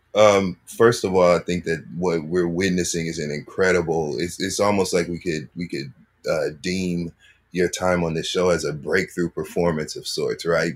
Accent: Michigan, United States; I'm from Michigan

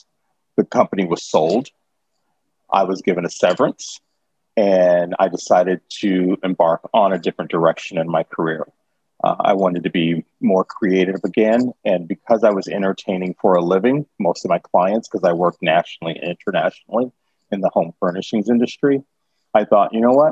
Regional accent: Kansas City, Missouri, United States; now in New York, United States; I grew up in Kansas City, Missouri. Yeah, I grew up in Kansas City. I'm a Midwest kid

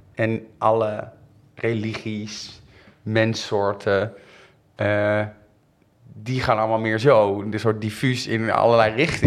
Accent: Rotterdam, South Holland, Netherlands; now in Amsterdam, Netherlands; Ik ben daar achter geboren.

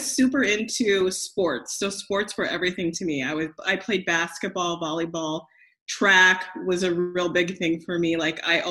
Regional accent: Grand Island, Nebraska, United States; I grew up in Grand Island, Nebraska

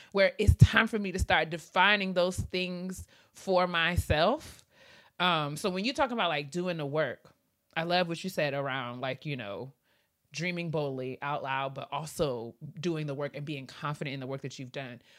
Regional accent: New York, United States; I'm from New York

